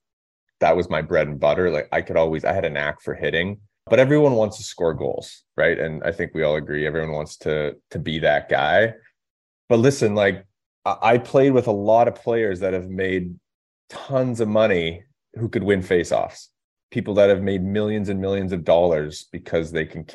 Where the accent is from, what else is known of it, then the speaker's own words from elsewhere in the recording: Revelstoke, British Columbia, Canada; Revelstoke, my hometown. So you grow up watching the team as a young kid, going to the games